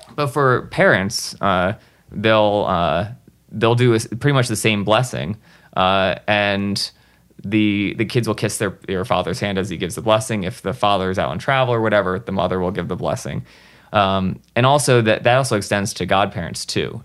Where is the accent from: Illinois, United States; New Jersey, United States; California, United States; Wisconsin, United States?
New Jersey, United States; i grew up in new jersey